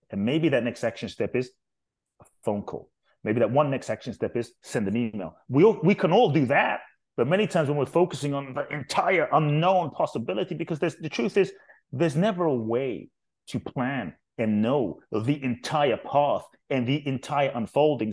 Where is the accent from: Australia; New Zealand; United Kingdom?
United Kingdom; London; also born or lived in Ghana; now in United States; I grew up in London, um, South London, actually, Brixton, Peckham, um, Thornton Heath, um, Dulwich